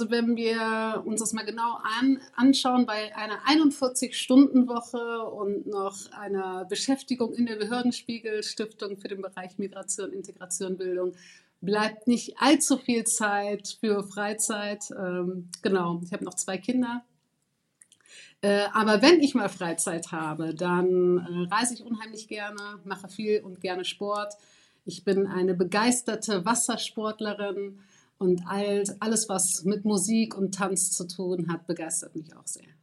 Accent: Germany; ich bin 38 Jahre alt, ähm, ich bin Deutsch-Marokkanerin

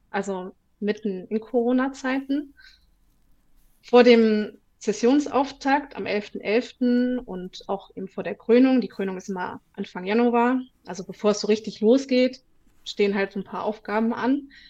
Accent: Bonn, North Rhine-Westphalia, Germany; Ich bin in Bonn geboren und aufgewachsen und wohne rechtsrheinisch im schönen Ramersdorf.

